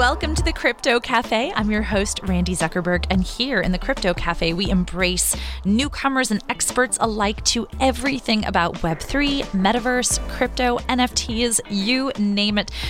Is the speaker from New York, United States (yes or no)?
yes; New York, United States; my my New Yorker heart